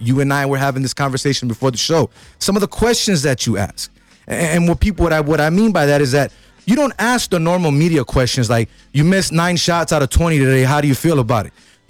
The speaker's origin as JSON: {"language": "English", "town": "Los Angeles", "region": "California", "country": "United States", "tie": "born or raised there", "moved": "yes", "said": "I grew up in South Central LA."}